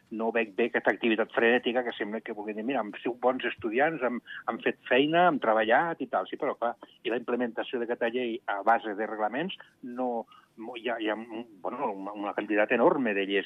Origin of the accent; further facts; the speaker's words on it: Andorra; Home, Andorra té els votants que té les, la idiosincràsia que té el, el país. Som èquics andorrans i són els únics que tenen dret